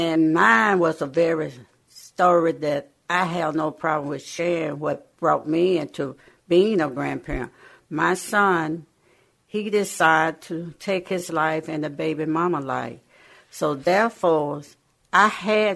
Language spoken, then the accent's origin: English; the South, United States; moved away; I'm from the South. We were sharecropper.